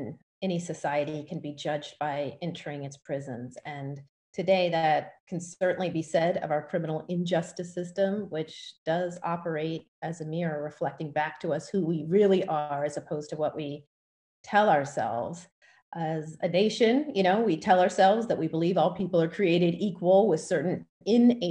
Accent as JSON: {"language": "English", "region": "Ohio", "country": "United States", "tie": "born or raised there", "said": "here in Ohio, my home state of Ohio"}